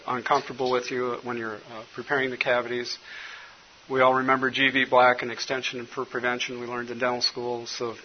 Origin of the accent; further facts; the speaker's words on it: Colorado, United States; now in Minnesota, United States; when I was growing up in Colorado